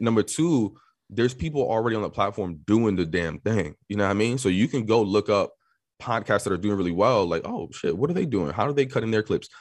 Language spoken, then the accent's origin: English; New York City, New York, United States; born and raised in New York City